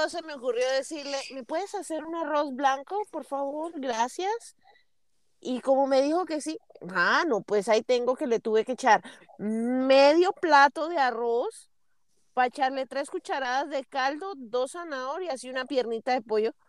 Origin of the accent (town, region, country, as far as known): Colombia; now in United States